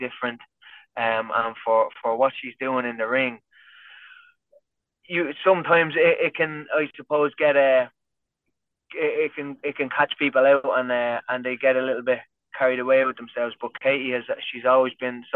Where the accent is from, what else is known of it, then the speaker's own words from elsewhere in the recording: County Kildare, Ireland; I'm from Kildare, which is just like 20 minutes outside Dublin